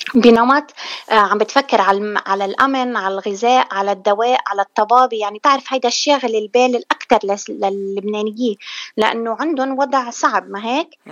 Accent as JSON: {"language": "Arabic", "region": "South Lebanon", "country": "Lebanon", "moved": "yes", "lives_now": "Michigan, United States", "said": "أنا من الجنوب جنوبية من الجنوب من لبنان"}